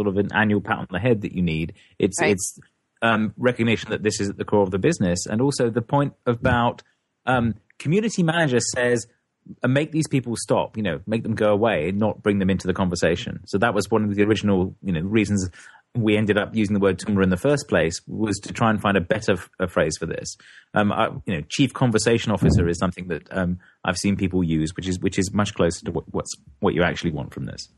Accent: England, United Kingdom; moved away as an adult; now in United States; I'm not an American yet. I'm an Englishman still

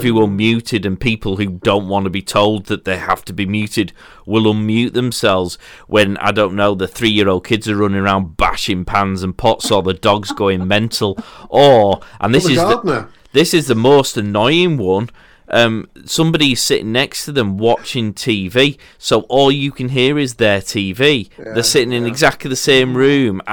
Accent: Yorkshire and the Humber, United Kingdom; as a Yorkshireman

